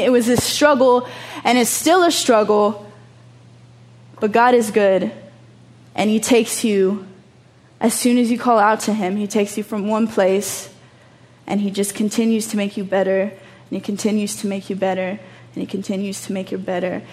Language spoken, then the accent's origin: English; Texas, United States; moved away as an adult; also born or lived in Chicago; now in Amsterdam, Netherlands; I'm from Texas, I'm from the hood, like I grew up human trafficked, but now I live in Amsterdam.